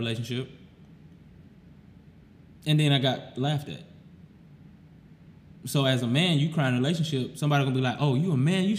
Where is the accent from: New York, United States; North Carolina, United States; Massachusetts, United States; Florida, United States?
Florida, United States; moved away; I'm not from here. I'm from Florida.